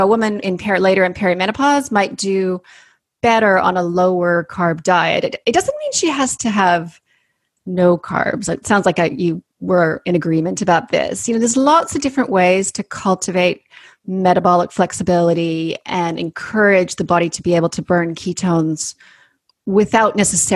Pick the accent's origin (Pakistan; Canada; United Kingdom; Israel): Canada; accent: Canadian; moved away as an adult; also born or lived in Sydney, Australia; now in New Zealand; I went on to train as a naturopathic doctor in Canada, hence my Canadian accent